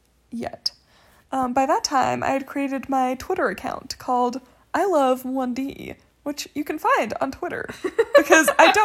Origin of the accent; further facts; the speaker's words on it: South Africa; I had on there that I was from South Africa.